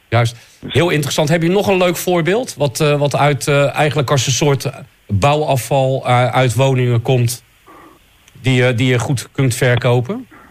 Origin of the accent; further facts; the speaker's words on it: Rotterdam, South Holland, Netherlands; Ik ben Rotterdammer